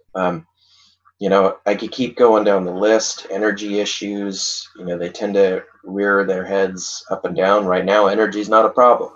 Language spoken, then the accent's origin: English; Othello, Washington, United States; So I grew up in Eastern Washington. I grew up in a little town called Othello